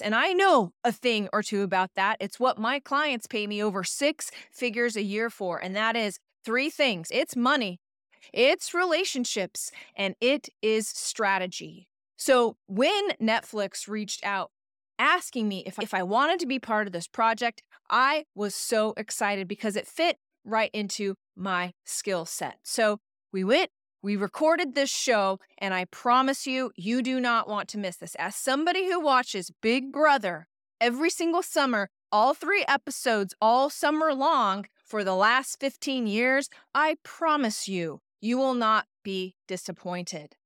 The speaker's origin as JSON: {"language": "English", "town": "Idaho Falls", "region": "Idaho", "country": "United States", "tie": "born or raised there", "moved": "yes", "lives_now": "Portland, United States", "said": "my hometown Idaho Falls, Idaho"}